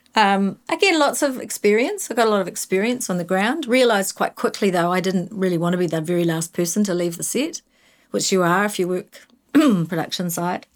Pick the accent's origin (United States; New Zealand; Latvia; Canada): New Zealand; Invercargill, Southland; moved away as an adult; I grew up in Invercargill. I was embarrassed when I was eighteen and I left